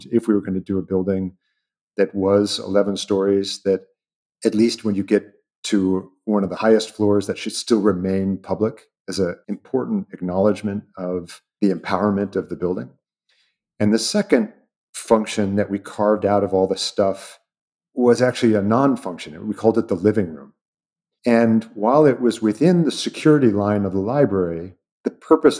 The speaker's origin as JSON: {"language": "English", "town": "Seattle", "region": "Washington", "country": "United States", "tie": "born or raised there", "said": "I'm from Seattle"}